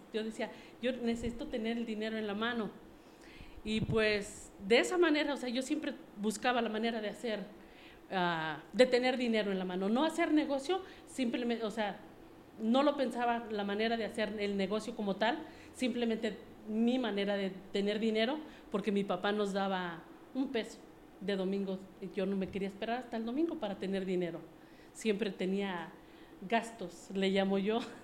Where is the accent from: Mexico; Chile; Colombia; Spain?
Mexico; Mexico City; moved away as an adult; also born or lived in United States; yo soy originaria de la Ciudad de México. Eh, estuve mucho tiempo bueno, viví ahí por 25 años